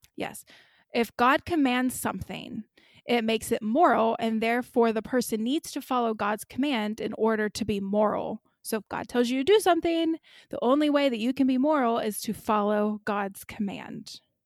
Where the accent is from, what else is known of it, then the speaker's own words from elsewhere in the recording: Kentucky, United States; I'm from Kentucky